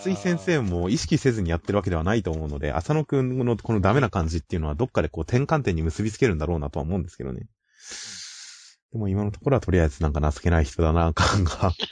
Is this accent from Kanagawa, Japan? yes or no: yes; Kanagawa, Japan; 地元神奈川のデザインで